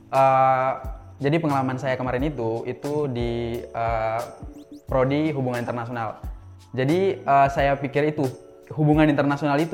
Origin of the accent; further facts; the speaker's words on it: North Maluku, Indonesia; Jadi uh, asal saya itu bukan dari Kota Ternatenya tapi asal saya itu